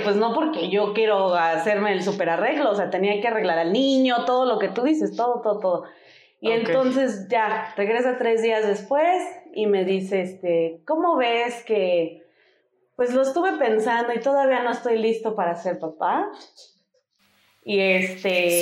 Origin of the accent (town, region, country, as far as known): Denver, Colorado, United States; born or raised there; moved away as an adult; now in Mexico